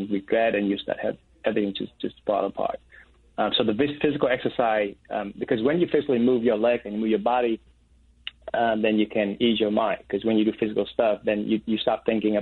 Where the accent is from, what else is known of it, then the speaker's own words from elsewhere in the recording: Vietnam; moved away; I'm an oldest brother, and then I'm from Vietnam